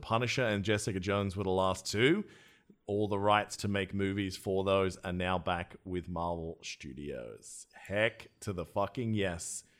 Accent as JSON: {"language": "English", "country": "Australia", "said": "my home country of Australia."}